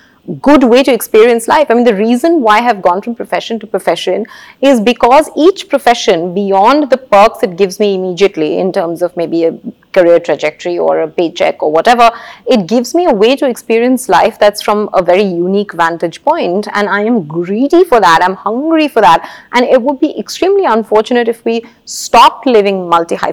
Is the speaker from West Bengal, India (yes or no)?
yes; Kolkata, West Bengal, India; I grew up in Calcutta